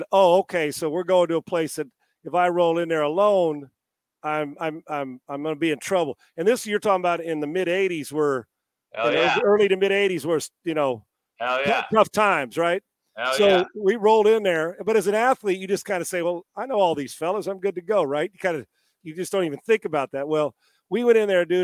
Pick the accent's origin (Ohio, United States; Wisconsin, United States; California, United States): California, United States; Escondido; my hometown, the mean streets of Esco